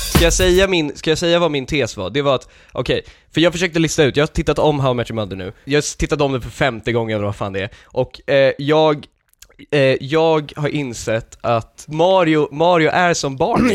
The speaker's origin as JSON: {"language": "Swedish", "town": "Lidingö", "region": "Stockholm County", "country": "Sweden", "tie": "born or raised there", "said": "jag såg ut som liten i ett område med massa rika Lidingö-människor"}